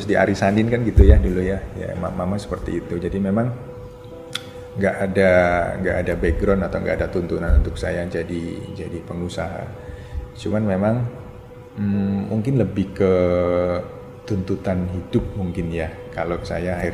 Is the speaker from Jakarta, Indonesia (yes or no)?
no; Surabaya, East Java, Indonesia; Orang Surabaya tapi kos sama saya. Iya, kos di Surabaya.